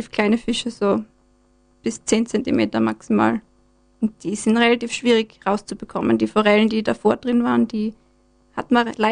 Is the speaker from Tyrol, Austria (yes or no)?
no; Graz, Styria, Austria; Ich komme aus Graz